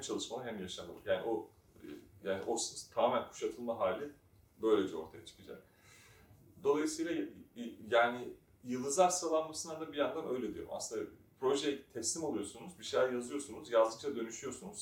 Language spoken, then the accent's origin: Turkish; Istanbul, Turkey; ben de zaten Erenköy'de büyüdüm.